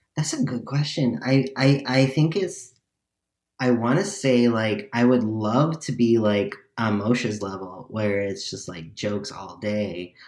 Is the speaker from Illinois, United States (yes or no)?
yes; Chicago, Illinois, United States; I'm also from Chicago